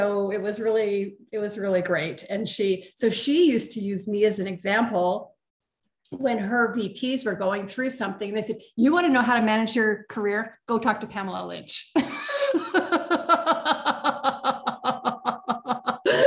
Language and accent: English; Canada; I'm from Canada